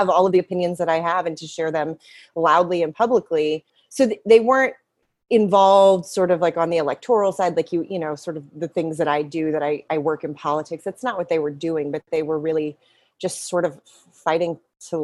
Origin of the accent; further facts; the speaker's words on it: West Texas, United States; moved away; also born or lived in Lubbock, Texas; I grew up in West Texas